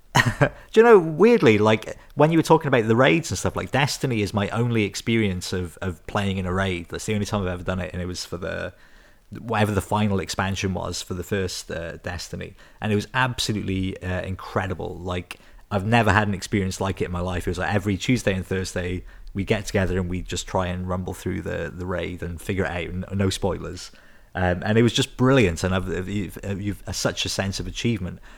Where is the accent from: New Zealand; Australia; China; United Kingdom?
United Kingdom; Newport, Wales; I grew up in Newport